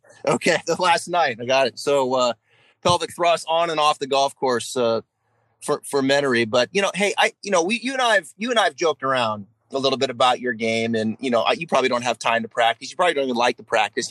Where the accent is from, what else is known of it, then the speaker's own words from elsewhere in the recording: the Northwest, Pacific Northwest, United States; I'm a diehard Seahawk fan growing up in the Northwest.